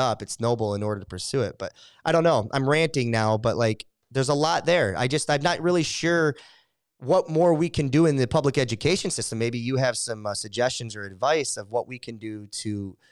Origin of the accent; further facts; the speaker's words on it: Michigan, United States; I'm from Michigan